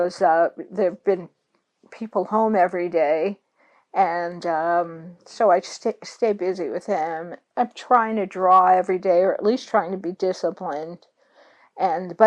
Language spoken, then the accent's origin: English; New York City, New York, United States; I am from New York City